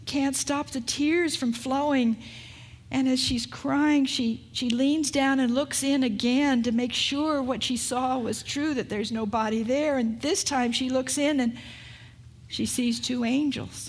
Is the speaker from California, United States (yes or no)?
yes; California, United States; also born or lived in Oregon; I'm from California.